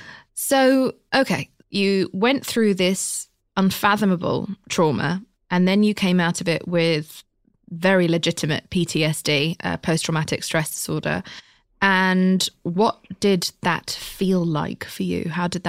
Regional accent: United Kingdom; I'm British.

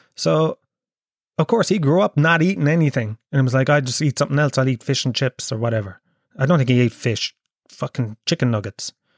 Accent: Kerry, Munster, Ireland; now in Dublin, Ireland; I'm from Kerry

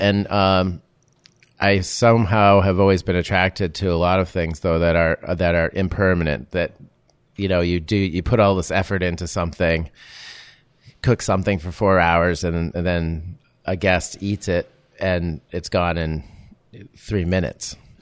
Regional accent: Amesbury, Massachusetts, United States; moved away as an adult; also born or lived in Los Angeles; coming from small town Amesbury, Massachusetts

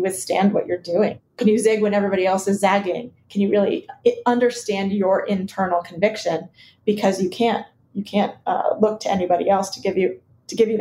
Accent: Iowa, United States; also born or lived in Chicago, Illinois; I was originally from Chicago, but they moved us to Iowa when we were young

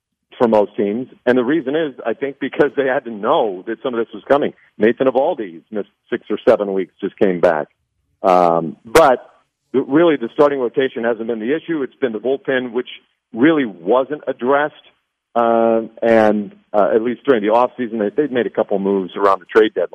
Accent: Nebraska, United States; I grew up in Nebraska

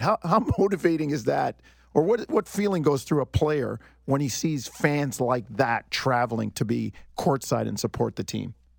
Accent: New York, United States; moved away; I spent all that time growing up in New York

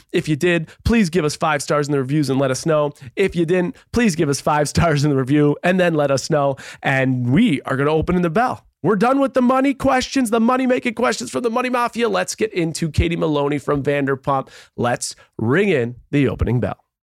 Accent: Buffalo, New York, United States; I grew up in Buffalo, a small town.

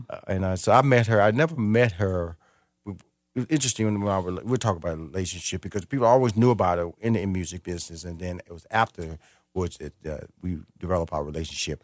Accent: Houston, Texas, United States; I'm from Houston, Texas

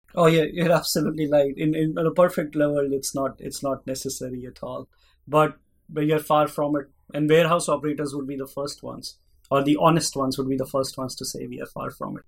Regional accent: Delhi, India; moved away as an adult; now in Pittsburgh, United States; I grew up in India, in Delhi

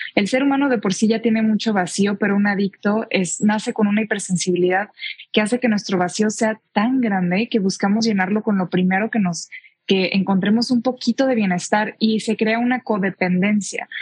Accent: Tijuana, Baja California, Mexico; moved away as an adult; now in Mexico City, Mexico; soy de Tijuana, me crié yo allá

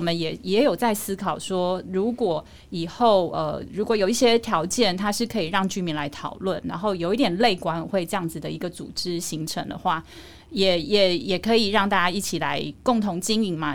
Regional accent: Taichung, Taiwan; also born or lived in Kaohsiung; 就真的考上就顺利回了中部，因为我是台中人

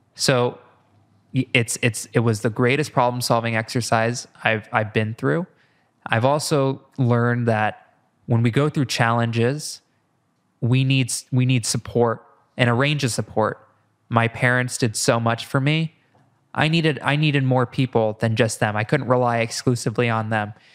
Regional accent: Iowa, United States; moved away; I'm from Iowa

